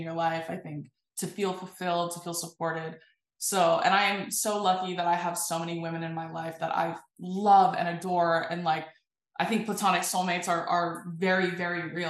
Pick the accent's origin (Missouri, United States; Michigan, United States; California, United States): California, United States; I am from California